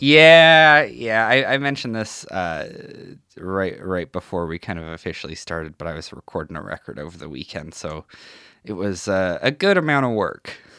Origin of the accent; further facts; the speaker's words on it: North Battleford, Saskatchewan, Canada; moved away; I'm from North Battleford originally.